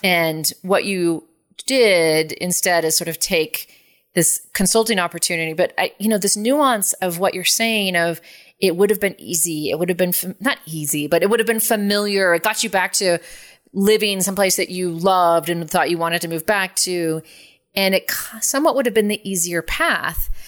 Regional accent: San Francisco, California, United States; I'm from San Francisco

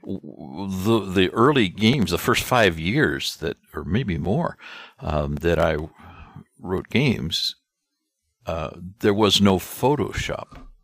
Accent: Gumbo, Missouri, United States; I was born and raised in Gumbo, Missouri

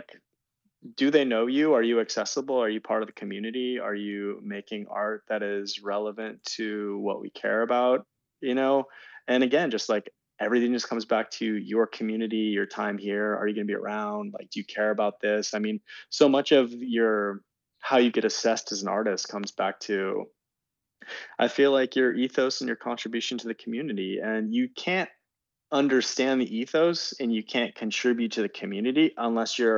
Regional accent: Santa Cruz, California, United States; I grew up in the Bay Area. Santa Cruz originally

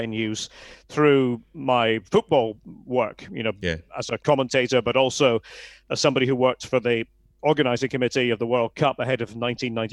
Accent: Aberdeen, Scotland, United Kingdom; I was obviously living in Aberdeen, born and brought up in Aberdeen.

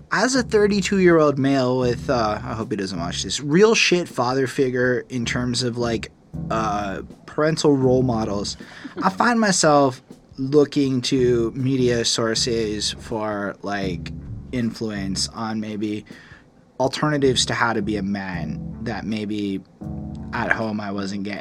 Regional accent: United Kingdom; I'm British. Rap is my fetish.

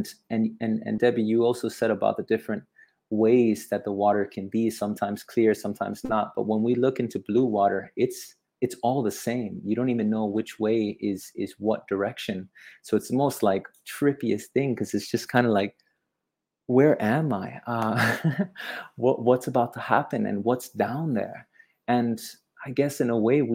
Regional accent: Miami, Florida, United States; also born or lived in Hawaii; now in Bali, Indonesia; I'm from Miami. I lived in the Florida Keys. I lived in Hawaii for some time, and now I live in the coast of Bali

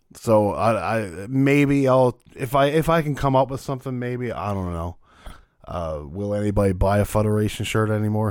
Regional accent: Canada; I'm Canadian

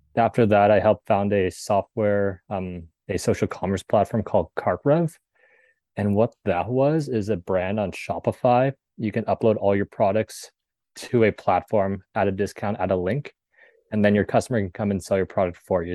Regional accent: Southern California, United States; born and raised in Southern California.

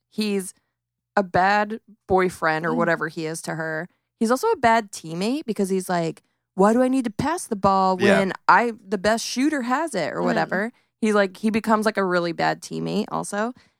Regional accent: Phoenix, Arizona, United States; Also, I'm from Phoenix, and the Phoenix Suns have a gorilla for a mascot.

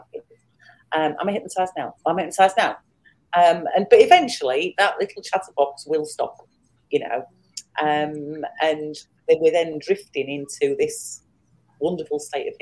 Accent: England, United Kingdom; I'm from England

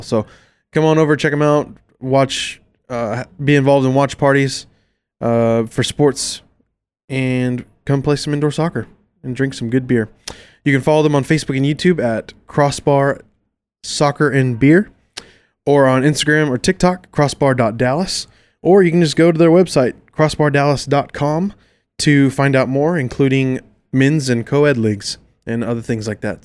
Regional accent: Carrollton, Texas, United States; we grew up in Carrollton Farmers Branch area

